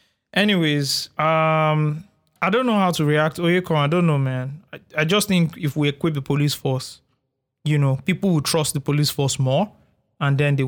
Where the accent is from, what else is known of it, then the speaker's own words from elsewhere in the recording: Ikeja, Lagos, Nigeria; I grew up in Ikpaja, right?